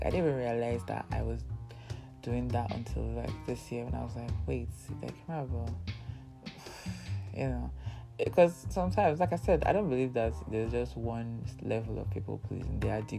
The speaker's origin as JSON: {"language": "English", "country": "Nigeria", "said": "Because, you know, part of, you know, being in Nigerian is being able to anticipate every need."}